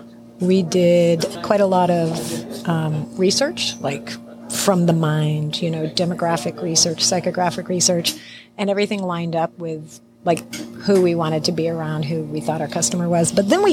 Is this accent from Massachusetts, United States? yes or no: yes; Cambridge, Massachusetts, United States; moved away as an adult; also born or lived in Berkshires, Massachusetts / Austin, Texas / Chicago, Illinois; now in Salem, United States; I grew up in Cambridge, Massachusetts. I lived much of my adult life in the Berkshires in Western Massachusetts.